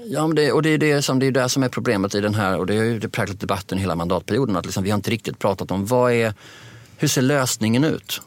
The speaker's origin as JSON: {"language": "Swedish", "country": "Sweden"}